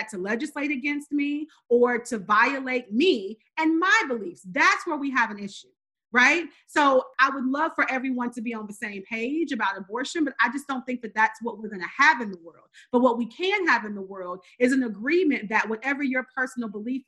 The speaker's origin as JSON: {"language": "English", "region": "rural North Carolina", "country": "United States", "tie": "born or raised there", "moved": "yes", "lives_now": "Georgia, United States", "said": "I'm born and raised in the South, in the Bible Belt. I grew up in rural North Carolina and now live here in Georgia"}